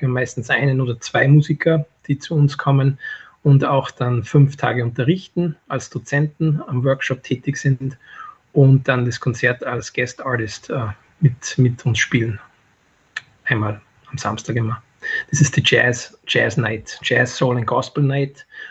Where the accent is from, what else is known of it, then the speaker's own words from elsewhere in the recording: Mattighofen, Upper Austria, Austria; moved away as an adult; also born or lived in New York City, United States; Mattikofen ist meine Heimatstadt